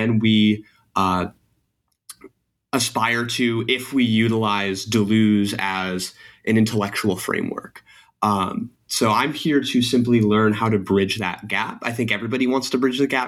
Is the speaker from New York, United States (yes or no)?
yes; New York, United States; now in Florida, United States; I'm from New York primarily, but right now I'm living in Florida